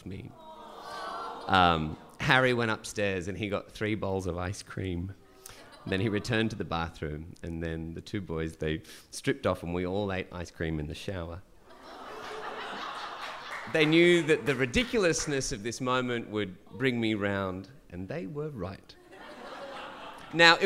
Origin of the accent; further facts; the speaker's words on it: Dubbo, New South Wales, Australia; also born or lived in Gunnedah, New South Wales / Central Coast, New South Wales; growing up in Gunnedah in Dubbo